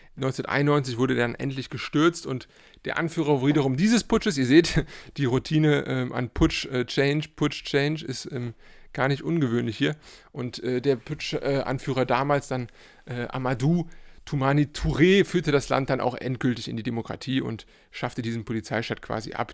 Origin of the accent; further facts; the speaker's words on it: Cologne, North Rhine-Westphalia, Germany; ich bin äh, äh, Kölner